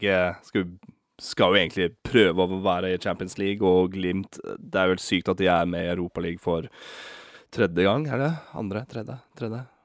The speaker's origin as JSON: {"language": "Norwegian", "country": "Norway", "said": "vi er nordmenn"}